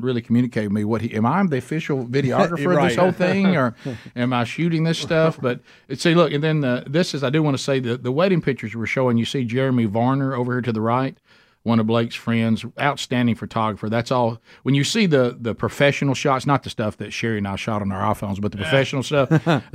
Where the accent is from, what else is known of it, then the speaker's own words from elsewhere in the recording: Alabama, United States; We're from Alabama